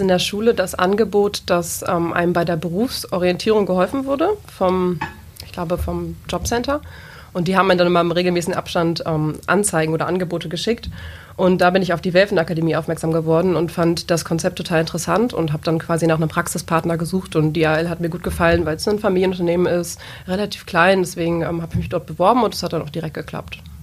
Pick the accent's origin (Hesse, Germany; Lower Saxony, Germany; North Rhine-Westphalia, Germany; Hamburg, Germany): Lower Saxony, Germany; a small village in the Peine area; moved away as an adult; now in Braunschweig, Germany; komme ursprünglich aus einem kleinen Dorf in der Region in Peine